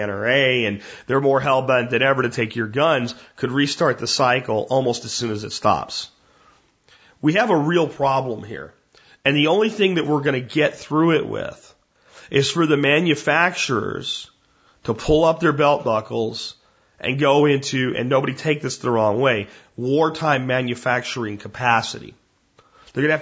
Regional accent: Pottsville, Pennsylvania, United States; I am from Pottsville. And while Pottsville is in eastern Pennsylvania

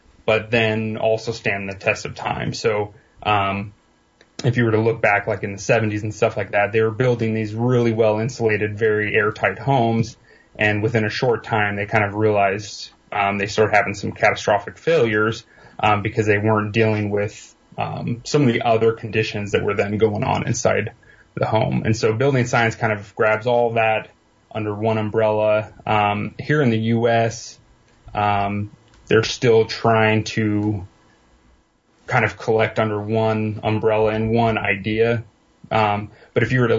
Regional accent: Eastern Washington, United States; born and raised mostly in Eastern Washington

